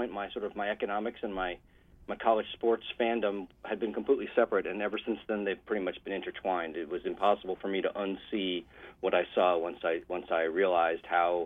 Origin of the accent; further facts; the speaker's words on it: Massachusetts, United States; now in West Coast, United States; I grew up in Massachusetts, actually, so close to you, and I'm on the West Coast now